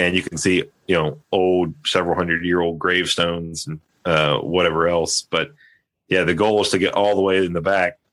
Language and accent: English; Ohio, United States; moved away; from my hometown, though, I'm from back east in Ohio